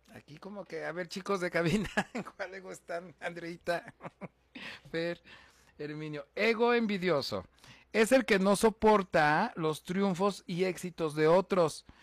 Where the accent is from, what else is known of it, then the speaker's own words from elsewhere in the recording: Huamantla, Tlaxcala, Mexico; soy originario de Guamantla, Tlaxcala